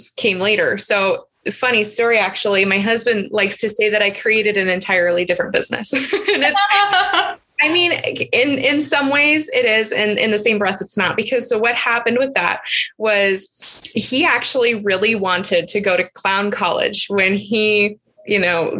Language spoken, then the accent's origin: English; California, United States; moved away as an adult; my hometown in California